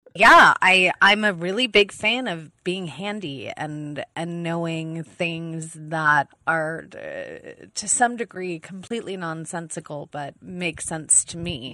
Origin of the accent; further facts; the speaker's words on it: East Coast, United States; now in Los Angeles, United States; I'm an East Coast gal